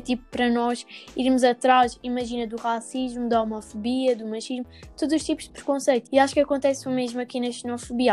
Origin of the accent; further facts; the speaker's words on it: Alentejo, Portugal; por ser do Alentejo